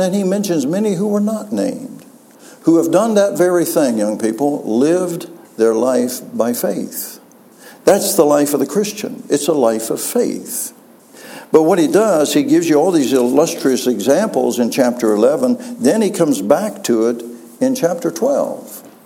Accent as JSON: {"language": "English", "region": "West Virginia", "country": "United States", "moved": "yes", "said": "I'm from West Virginia. And uh, for some reason, the Lord took me back to West Virginia"}